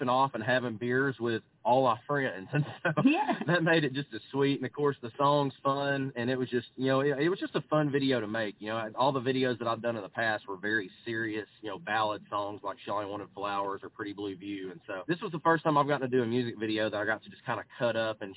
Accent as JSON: {"language": "English", "region": "Arkansas", "country": "United States", "moved": "as an adult", "lives_now": "Texas, United States", "said": "I'm from Arkansas"}